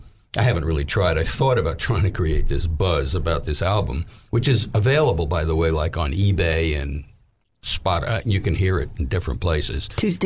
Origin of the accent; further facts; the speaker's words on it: New York, United States; moved away as an adult; now in Little Rock, United States; So we moved back to New York.